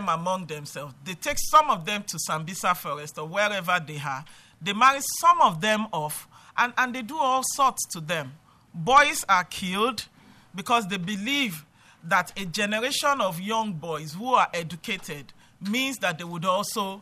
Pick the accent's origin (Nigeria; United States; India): Nigeria; Abuja, Federal Capital Territory; I'm from Nigeria. I'm from Abuja, Nigeria.